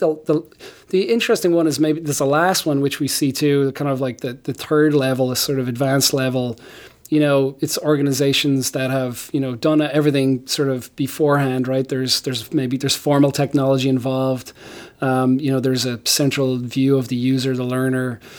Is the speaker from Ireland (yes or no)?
yes; Ireland; moved away as an adult; now in United States; I grew up in Ireland